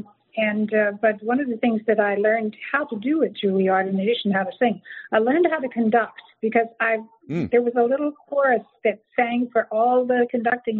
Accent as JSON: {"language": "English", "town": "San Antonio", "region": "Texas", "country": "United States", "tie": "born or raised there", "also_born_or_lived": "New York City / western New Jersey", "moved": "yes", "said": "We grew up in Texas in San Antonio"}